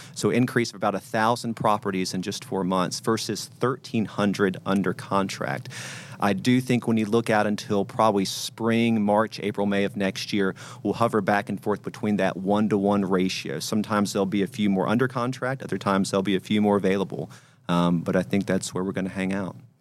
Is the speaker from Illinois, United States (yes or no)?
no; North Carolina, United States; now in Nashville, United States; I grew up in North Carolina